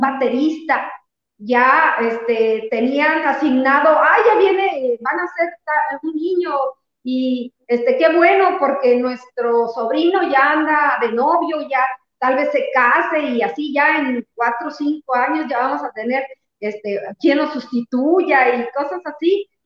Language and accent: Spanish; Tepehuanes, Durango, Mexico; yo nací en Tepehuanes, cuando nos venimos a vivir aquí a Durango, eh, era para que yo siguiera estudiando, yo tenía 12 años